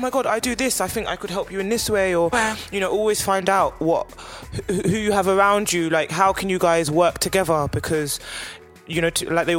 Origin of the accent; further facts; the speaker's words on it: London, United Kingdom; I'm very lucky that I am from London and I do have a lot of close-knit creative girlfriends.